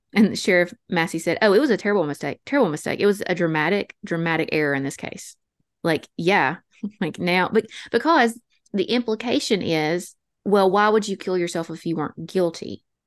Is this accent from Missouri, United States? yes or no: no; North Alabama, United States; accent: North Alabama Appalachian; also born or lived in Georgia; our North Alabama Appalachian accents